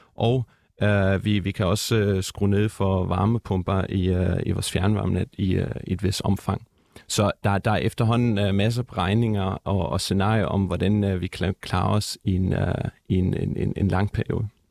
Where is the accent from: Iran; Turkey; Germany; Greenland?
Germany; now in Denmark; jeg er opvokset i Tyskland